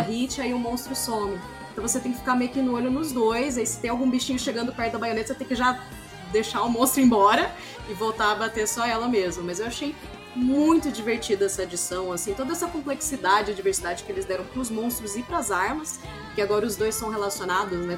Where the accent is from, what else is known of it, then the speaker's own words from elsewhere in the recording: Ribeirão Preto, São Paulo, Brazil; na minha cidade de Ribeirão Preto